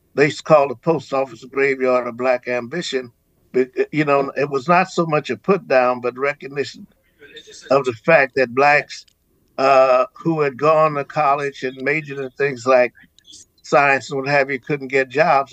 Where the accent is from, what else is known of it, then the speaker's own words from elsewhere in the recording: Cincinnati, Ohio, United States; also born or lived in Montgomery, Alabama; I was born in uh, Montgomery, Alabama, oh, and okay. I grew up in Cincinnati